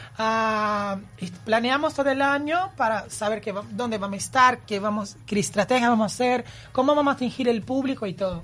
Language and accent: Spanish; Campinas, São Paulo, Brazil; Spanish is a second language; moved away as an adult; now in Uruguay; Yo nací en Campinas, que es una ciudad de San Pablo, ah, y me vino a Uruguay en buscar un sueño